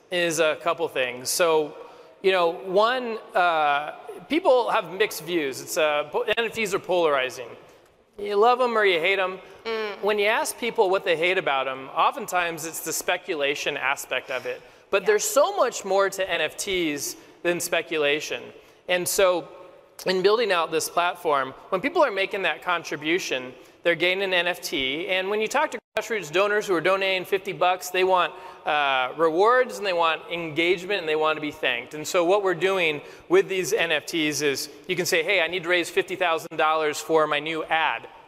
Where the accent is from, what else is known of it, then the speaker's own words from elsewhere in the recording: California, United States; had a calling to go run for Congress in my hometown in Orange County, California.